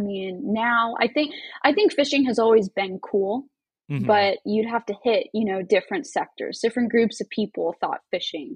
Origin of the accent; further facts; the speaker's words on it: Anaheim, California, United States; also born or lived in Huntington Beach / Alaska; now in San Diego, United States; I was born here in San Diego, but all my schooling for the most part, like elementary school, middle school, high school, that was all in Anaheim